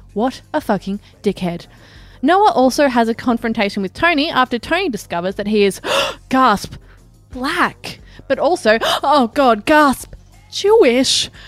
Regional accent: Australia; accent: Australian; my usual annoying Australian accent

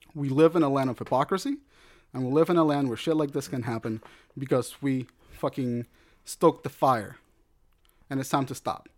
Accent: United States

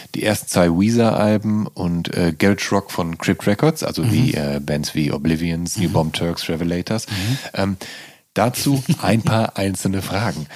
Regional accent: Dinslaken, North Rhine-Westphalia, Germany; ansässig in meiner Geburtsstadt Dienstlagen

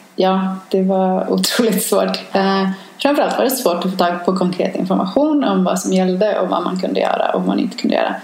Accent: Sweden; moved away as an adult; now in New York, United States; som svensk och som europé

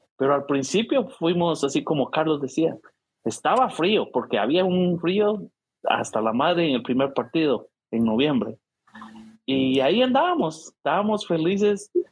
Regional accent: San Pedro Carchá, Alta Verapaz, Guatemala; now in St. Louis, United States; en mi pueblo, todos los que éramos fanáticos habíamos nacido ahí

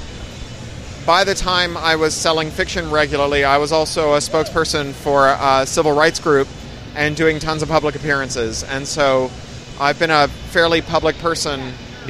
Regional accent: Canada; moved away as an adult; also born or lived in San Francisco, United States / United Kingdom; as a Canadian

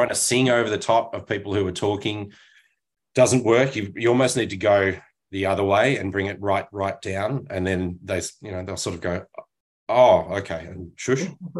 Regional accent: Australia; which as an Australian, you don't know how to take a compliment.

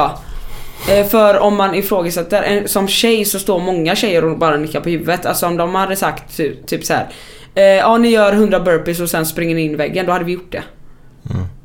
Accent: Sweden; som svensk

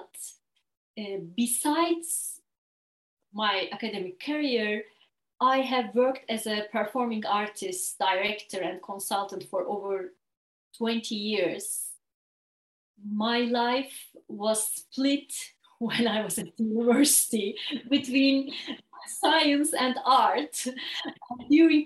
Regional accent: Istanbul, Turkey; moved away as an adult; now in Ireland; I'm originally from Turkey. And I grew up in Istanbul.

